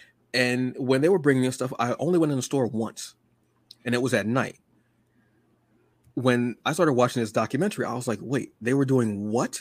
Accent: New Jersey, United States; I'm from Jersey

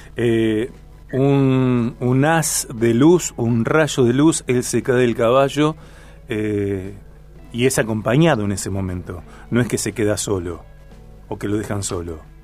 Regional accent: Rosario, Santa Fe, Argentina

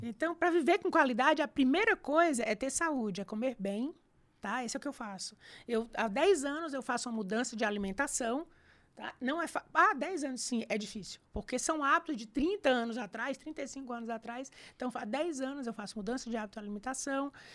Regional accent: Fortaleza, Ceará, Brazil; moved away as an adult; now in São Paulo, Brazil; eu saí de Fortaleza em 2000, mas eu fui criada lá em Fortaleza

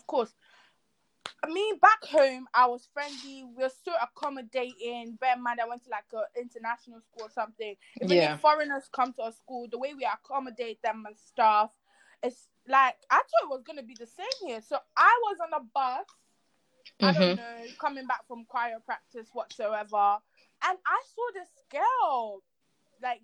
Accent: Nigeria; moved away as an adult; now in United Kingdom; I am from Nigeria. Can you not tell me my accent? I'm from Nigeria

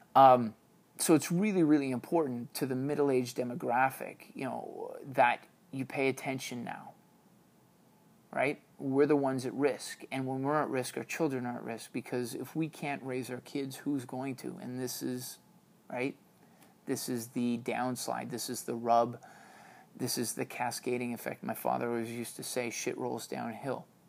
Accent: Canada; Being Canadian means an awful lot to me

